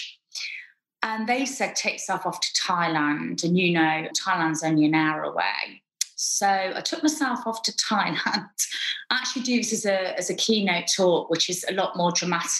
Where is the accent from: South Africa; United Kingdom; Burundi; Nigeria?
United Kingdom; moved away as an adult; now in Dubai, United Arab Emirates; I've lived in Dubai 7 years. I'm obviously British